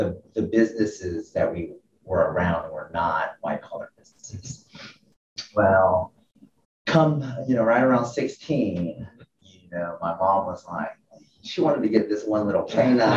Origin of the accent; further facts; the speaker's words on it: Atlanta, Georgia, United States; I'm from the Atlanta area, and so I went to high school here, over here in Norcross.